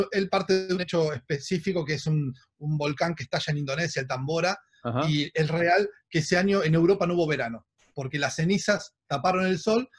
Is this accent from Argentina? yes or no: yes; Argentina; como argentinos